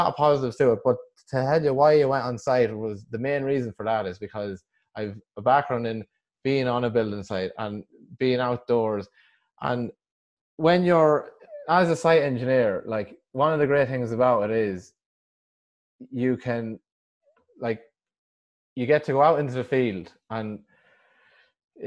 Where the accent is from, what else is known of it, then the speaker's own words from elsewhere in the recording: Westmeath, Leinster, Ireland; I come from Westmead in the Midlands